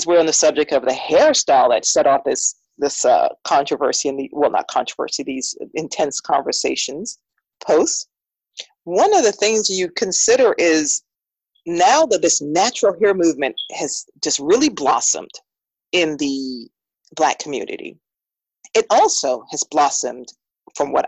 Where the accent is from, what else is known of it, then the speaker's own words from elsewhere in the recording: St. Croix, U.S. Virgin Islands; moved away as an adult; also born or lived in South Florida / Miami, United States; now in Richmond, Virginia, United States; I transplanted, if you would say, as a very, very young adult from the U.S. Virgin Islands, St. Croix, to my little plug for my island, to Miami